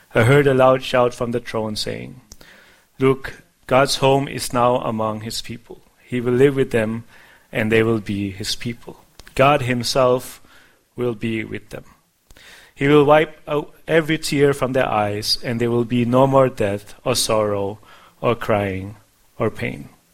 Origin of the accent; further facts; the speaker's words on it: Denmark; moved away; when I was a child, uh, growing up in Denmark